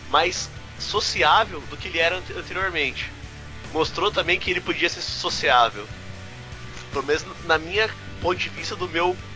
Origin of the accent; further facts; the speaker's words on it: Curitiba, Paraná, Brazil; born or raised there